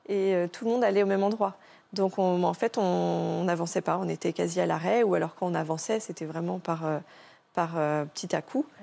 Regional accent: France; c'est pas sûr que nous, de notre côté, en tant que bon français, on aurait fait la même chose, quoi.

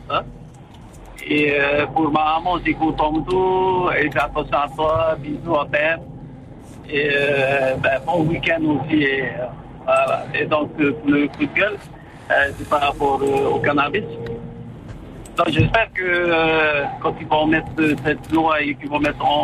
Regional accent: France; c'est France, je suis français, man.

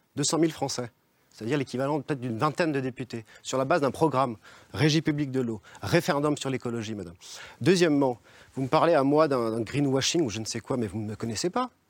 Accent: Évian-les-Bains, Auvergne-Rhône-Alpes, France; je suis né à Évian-les-Bains

